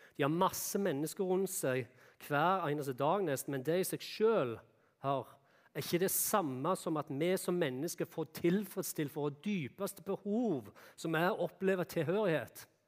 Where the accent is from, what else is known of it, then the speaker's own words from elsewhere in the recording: Jæren, Rogaland, Norway; moved away; der jeg kom ifra, ifra Jæren, da, så er det mye bondegård